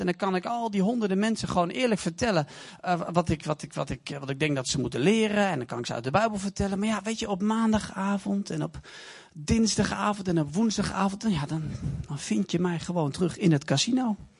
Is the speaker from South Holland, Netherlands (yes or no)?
no; Deventer, Overijssel, Netherlands; Ik kom uit Deventer.